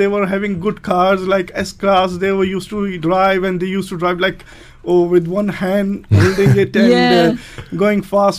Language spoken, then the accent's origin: English; Sharjah, United Arab Emirates; Yes, I was born in Sharjah.